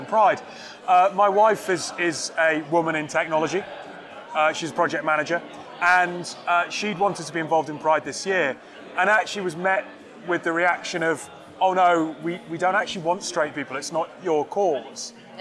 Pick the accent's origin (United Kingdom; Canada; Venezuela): United Kingdom; Newcastle, North East England; moved away; I'm from Newcastle